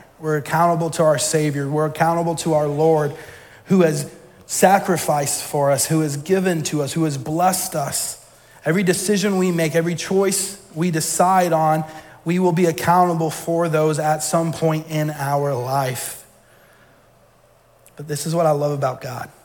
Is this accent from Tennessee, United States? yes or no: no; Georgia, United States; moved away as an adult; now in Maine, United States; I'm from Georgia. For those that don't know, all my family's still down there.